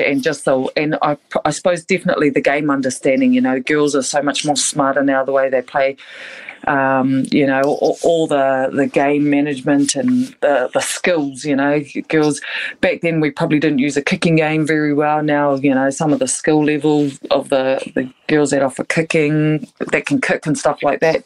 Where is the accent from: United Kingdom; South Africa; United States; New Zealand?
New Zealand; Waikato; the Waikato region where I'm from